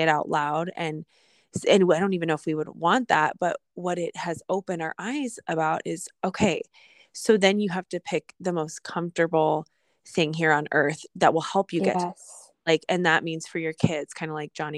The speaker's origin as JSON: {"language": "English", "town": "Fort Collins", "region": "Colorado", "country": "United States", "tie": "born or raised there", "moved": "yes", "said": "my hometown, Fort Collins, Colorado"}